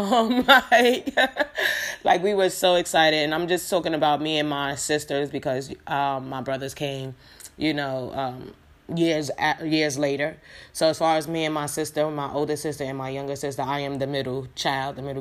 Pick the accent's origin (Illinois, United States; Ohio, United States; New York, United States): New York, United States; New York City; also born or lived in Yonkers, New York; I was born and, raised in Brooklyn, New York, whatever. I grew up in the Fort Greene, but I was raised in a Star. That's Bed-Stuy, Brooklyn